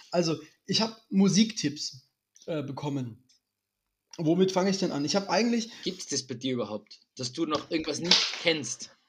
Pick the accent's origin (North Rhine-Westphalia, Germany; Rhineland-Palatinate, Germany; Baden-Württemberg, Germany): North Rhine-Westphalia, Germany; Lippstadt; also born or lived in Dresden; bin ja gebürtiger Dresdner, bin {S1} dann also, aber noch. Also vor, vorgestern, {S0} ja? Genau, bin aber noch in, in Lippstadt, äh, Nordr in Nordrhein-Westfalen, Ostwestfalen, Lippstadt aufgewachsen.